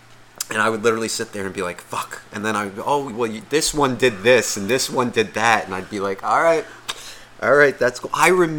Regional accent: Nutley, New Jersey, United States; I grew up in Nutley. Fucking small town, like 2 fucking square miles. Everyone, it's just one of those towns. Everyone knew fucking everyone.

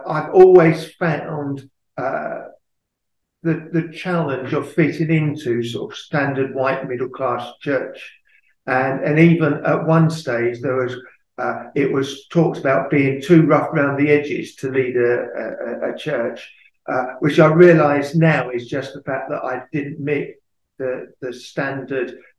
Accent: Luton, East of England, United Kingdom; I lead the church in Luton, which is my hometown

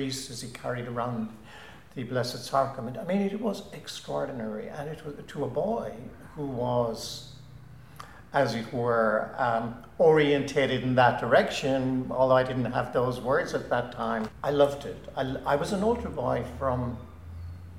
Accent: Ennis, County Clare, Ireland; moved away as an adult; growing up in Ennis in the 50s and 60s

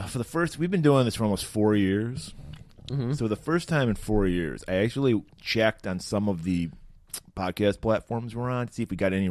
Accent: Pontiac, Michigan, United States; my hometown of Pontiac

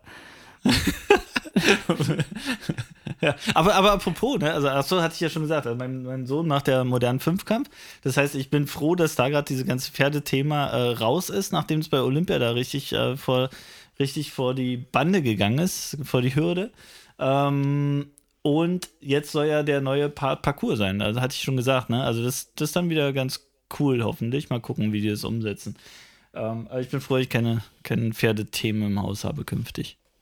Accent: Frankfurt, Brandenburg, Germany; meiner Heimatstadt Frankfurt

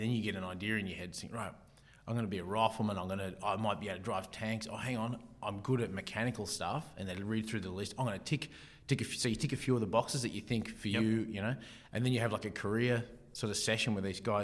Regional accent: Martinsville, New South Wales, Australia; moved away; I come from Martinsville, a bit of a rural community

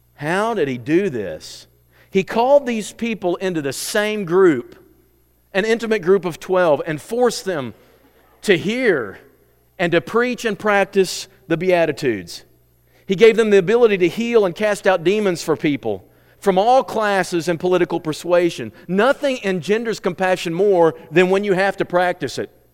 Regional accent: United States; I am an American

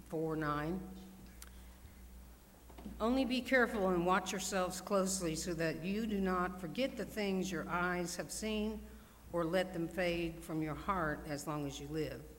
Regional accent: Georgia, United States; also born or lived in Texas, United States / Connecticut, United States; I was a Georgia boy. What I mean by that, I was born in Texas.

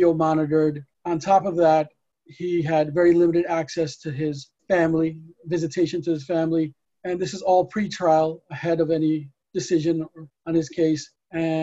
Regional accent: New York City, New York, United States; we're from New York City

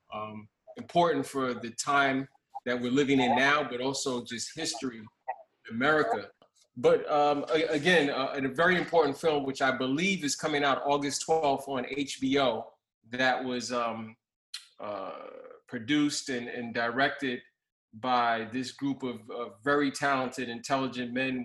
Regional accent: New York City, New York, United States; I grew up in Brownsville

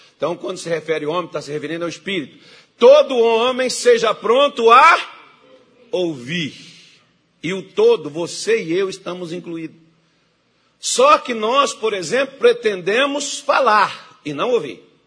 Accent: Brasília de Minas, Minas Gerais, Brazil; born or raised there; moved away; also born or lived in São Francisco River (birthplace)

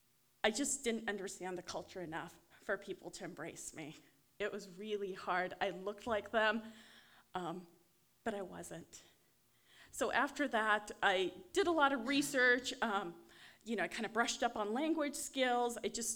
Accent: Issaquah, Washington, United States; born or raised there; also born or lived in Vancouver, Canada

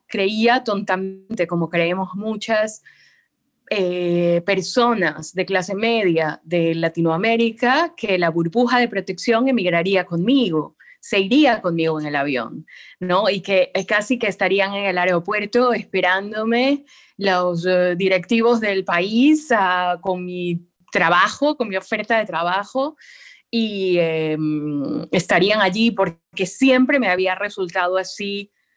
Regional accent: Guayaquil, Guayas, Ecuador; moved away as an adult; also born or lived in Argentina / Madrid, Spain / Mexico City, Mexico / Quito; Estuve primero en Quito y ahora estoy en Guayaquil, que es de donde soy

